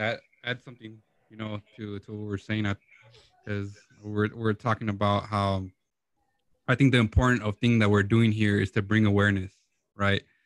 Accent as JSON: {"language": "English", "town": "Lynwood", "region": "California", "country": "United States", "tie": "born or raised there", "said": "Lynwood, California"}